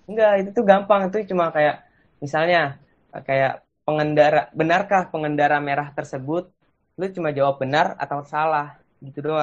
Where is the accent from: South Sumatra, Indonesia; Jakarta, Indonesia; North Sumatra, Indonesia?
Jakarta, Indonesia; kenapa gue bisa gue orang Jakarta kenapa gue bisa dibikin di Bekasi